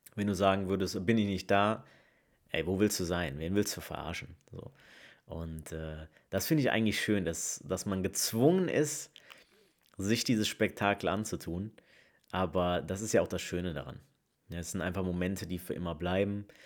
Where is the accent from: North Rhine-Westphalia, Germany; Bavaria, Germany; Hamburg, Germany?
North Rhine-Westphalia, Germany; Leverkusen; moved away as an adult; now in Essen, Germany; komme gebürtig aus Leverkusen, wohne aber mittlerweile schon fast zwei Jahre im Ruhrgebiet, äh, im wunderschönen Essen